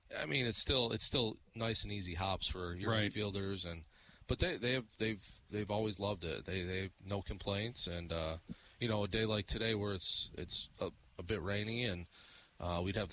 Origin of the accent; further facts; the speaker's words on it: Jamestown, New York, United States; moved away as an adult; now in Franklin, United States; I'm from a city called Jamestown, New York, about an hour south of Buffalo